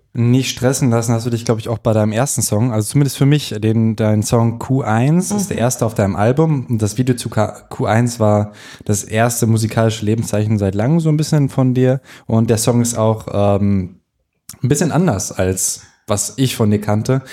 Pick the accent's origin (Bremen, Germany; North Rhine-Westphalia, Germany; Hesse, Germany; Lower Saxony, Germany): North Rhine-Westphalia, Germany; now in Berlin, Germany; Ich komme aus NRW und da haben wir Fahrradwege